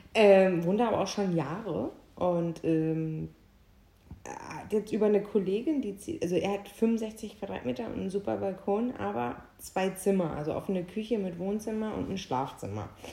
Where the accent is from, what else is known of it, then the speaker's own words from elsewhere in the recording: Büren, North Rhine-Westphalia, Germany; moved away; in Büren, wo ich herkomme